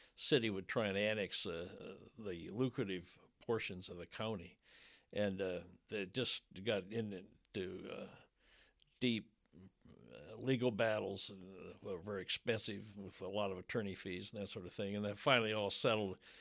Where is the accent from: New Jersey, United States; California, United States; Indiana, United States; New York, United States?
Indiana, United States; Fort Wayne; moved away as an adult; now in Louisville, United States; my hometown paper of Fort Wayne, Indiana